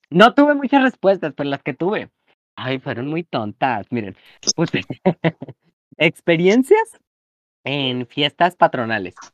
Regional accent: Mexico; chica como toda mexicana, tragona, perra.

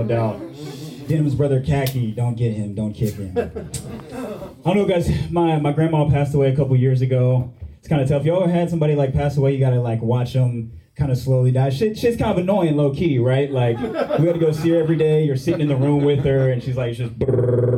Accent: Houston, Texas, United States; moved away as an adult; now in New York, United States; From Houston, H-Town

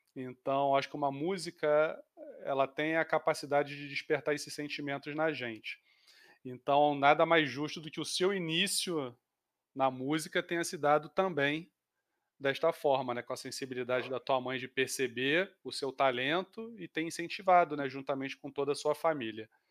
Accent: Rio de Janeiro, Brazil; minha família também é mineira, apesar de eu ser carioca

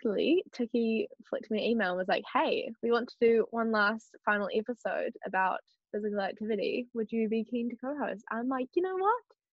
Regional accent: Porirua, Wellington, New Zealand; I'm 17 from Porirua

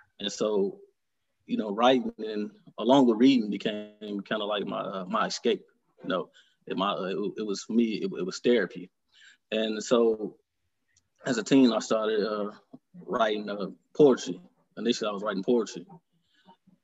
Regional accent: Detroit, Michigan, United States; I was born and raised here in Detroit, Michigan. Mm-hmm. I grew up on born and raised on the east side of Detroit.

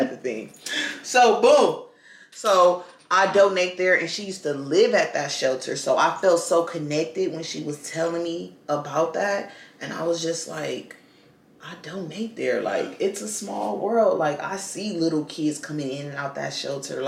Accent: Los Angeles, California, United States; we're both from Watts

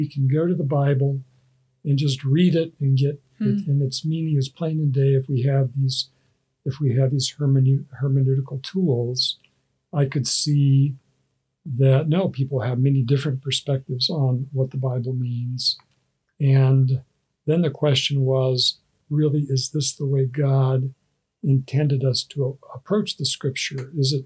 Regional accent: Wyoming, United States; I grew up in Wyoming, and my parents, we were members of a Presbyterian church there

